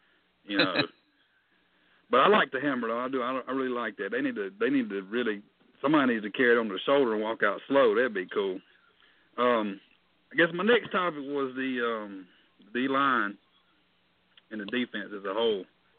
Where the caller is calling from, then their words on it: South Carolina, United States; I'm calling you from South Carolina